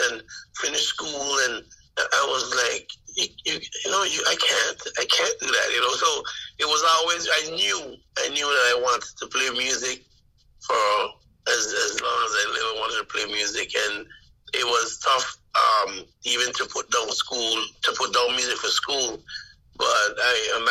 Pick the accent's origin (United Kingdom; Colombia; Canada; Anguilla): Anguilla; The Quarter; I grew up in the Quarter